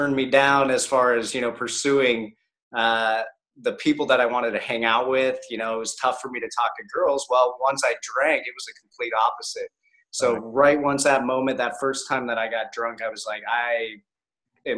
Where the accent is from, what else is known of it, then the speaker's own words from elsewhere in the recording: Columbus, Ohio, United States; now in Tampa, United States; I grew up in Columbus, Ohio